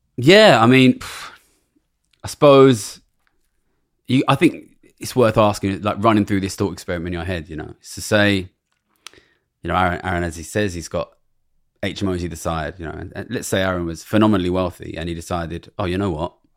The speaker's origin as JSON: {"language": "English", "town": "Ilford", "region": "London", "country": "United Kingdom", "tie": "born or raised there", "said": "I grew up in Ilford"}